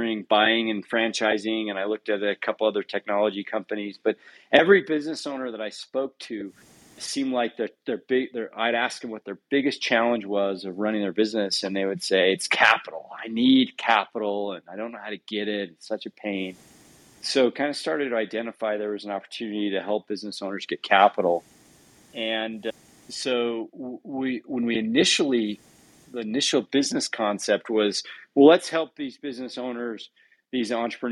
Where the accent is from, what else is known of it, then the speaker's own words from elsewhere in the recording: Utah, United States; also born or lived in Southern California / South America; I grew up here in Utah